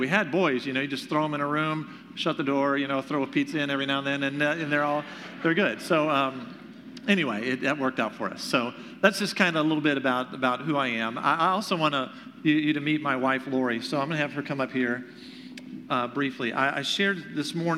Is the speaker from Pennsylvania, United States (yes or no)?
no; Greenville, South Carolina, United States; moved away as an adult; now in Michigan, United States; I am originally from Greenville, South Carolina